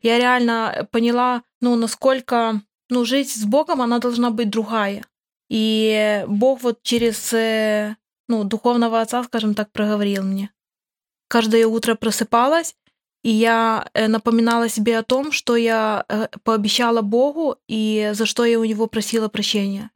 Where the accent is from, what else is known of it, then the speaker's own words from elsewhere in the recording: Khmelnytskyi Oblast, Ukraine; Я тоже с Украины, с Хмельницкой области